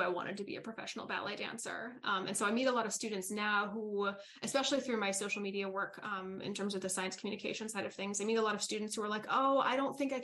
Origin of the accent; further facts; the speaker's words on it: New York City, New York, United States; moved away as an adult; I grew up in New York City, so concrete jungle